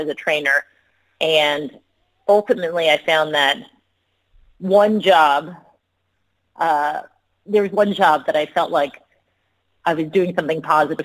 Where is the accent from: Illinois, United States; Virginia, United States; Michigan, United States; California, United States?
California, United States; Long Beach; I was born and raised in Long Beach, California